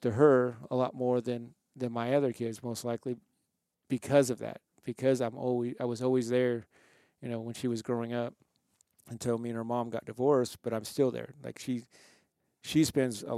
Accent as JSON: {"language": "English", "region": "California", "country": "United States", "tie": "born or raised there", "also_born_or_lived": "Salt Lake City, Utah", "moved": "as an adult", "lives_now": "Utah, United States", "said": "I was raised in California."}